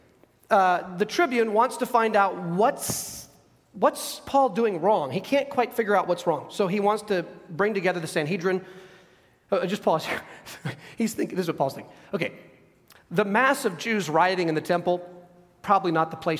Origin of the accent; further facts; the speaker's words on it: United States; us here as American citizens.